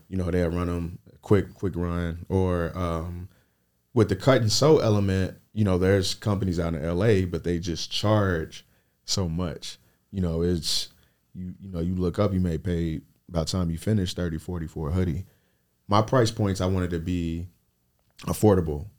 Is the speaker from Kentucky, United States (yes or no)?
yes; Lexington, Kentucky, United States; I built my brand in Lexington, Kentucky, my hometown.